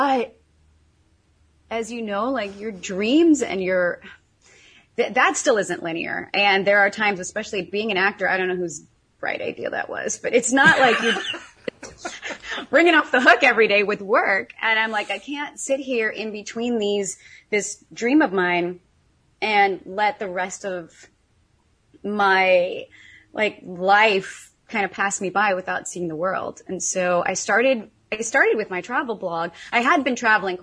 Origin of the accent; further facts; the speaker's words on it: Missouri, United States; moved away as an adult; also born or lived in California / France / Russia / Greece; I was born and raised in Missouri